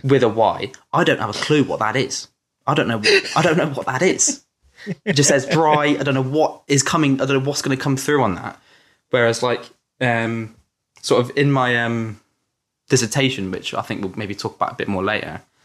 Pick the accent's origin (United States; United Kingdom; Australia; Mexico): United Kingdom; Yeovil, South West England; also born or lived in Crewkerne; I was born in Crewkerne, a little town in Somerset, um, and then I sort of moved to Yeovil when I was a bit older, which is also in Somerset.